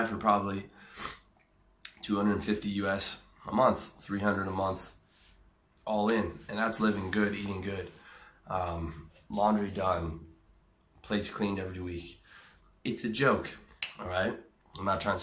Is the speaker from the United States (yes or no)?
no; Canada; I'm a Canadian